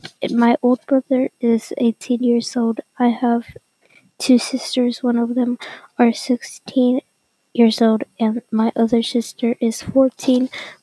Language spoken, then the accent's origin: English; Wichita Falls, Texas, United States; born or raised there